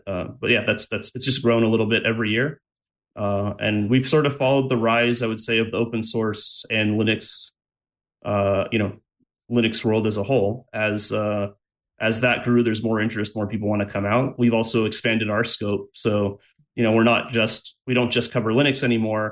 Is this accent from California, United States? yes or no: yes; Los Angeles, California, United States; I grew up in Los Angeles proper, like San Fernando Valley